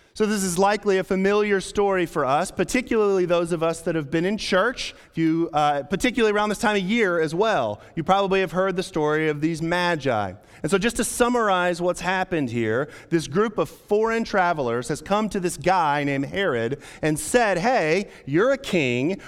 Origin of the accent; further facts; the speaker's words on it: Amarillo, Texas, United States; our local hockey team in Amarillo, Texas. We had about two hundred thousand people that lived in my hometown.